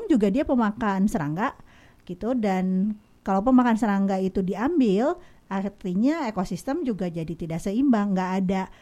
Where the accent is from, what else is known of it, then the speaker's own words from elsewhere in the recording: Kadipaten, West Java, Indonesia; Salah. Kadipaten.